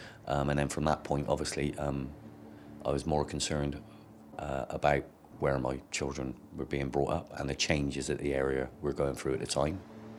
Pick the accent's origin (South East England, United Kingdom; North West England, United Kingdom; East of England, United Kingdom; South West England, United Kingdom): South West England, United Kingdom; Bristol; I was born and bred in Lawrence Weston, along with my 11 siblings.